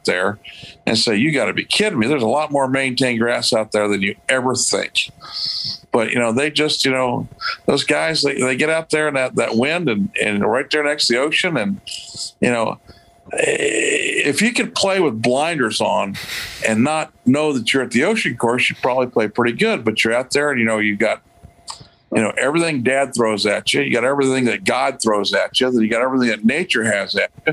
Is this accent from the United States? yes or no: yes; Indianapolis, Indiana, United States; I am born and raised in Indianapolis